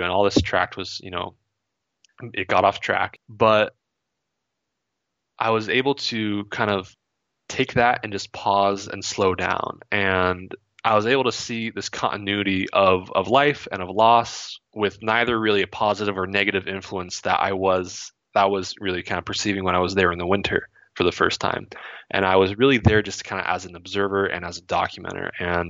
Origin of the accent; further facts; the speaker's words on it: Vermont, United States; also born or lived in California / Ohio; So growing up in Vermont, that was my early childhood, and we had a house back there that, because we always thought we would move back fairly soon, we rented it out.